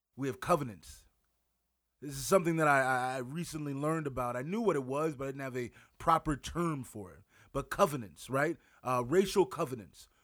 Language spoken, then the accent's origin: English; Wisconsin, United States; now in Winona, United States; I live in Winona, Minnesota. I'm from Wisconsin.